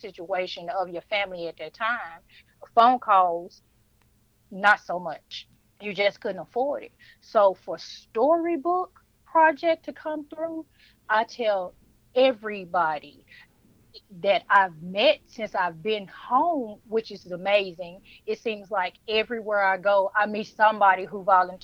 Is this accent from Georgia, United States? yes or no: no; Memphis, Tennessee, United States; now in Ash Flat, United States; I am originally from Memphis, Tennessee, but I live in Arkansas right now in Ash Flat